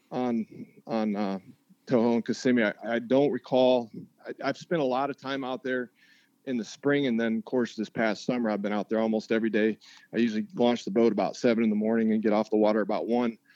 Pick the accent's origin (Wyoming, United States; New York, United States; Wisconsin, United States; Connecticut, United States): Wyoming, United States; my childhood best friend growing up in Wyoming lives in Columbia, South Carolina.